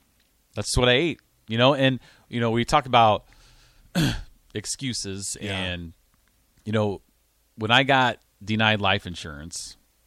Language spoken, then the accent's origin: English; Grand Island, Nebraska, United States; also born or lived in Altoona; now in Lincoln, United States; moved to Nebraska, where this is kind of my home state. I was born in Grand Island